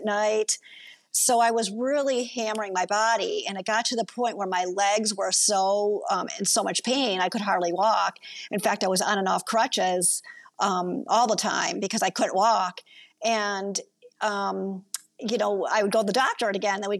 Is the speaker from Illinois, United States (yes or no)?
no; Kenosha, Wisconsin, United States; I grew up in Kenosha, Wisconsin.